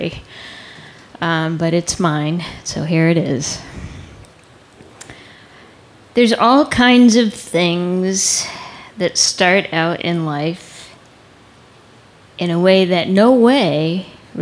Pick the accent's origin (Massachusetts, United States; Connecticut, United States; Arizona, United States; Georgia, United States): Connecticut, United States; Growing up in Connecticut